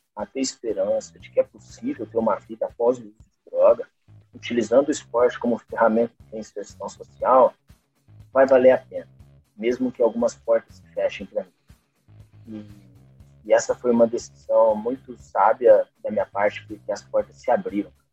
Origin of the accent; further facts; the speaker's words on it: interior of São Paulo, Brazil; accent: caipira (rolled R of interior São Paulo); eu moro no interior de São Paulo, né? então percebi pelo meu sotaque carregado de porta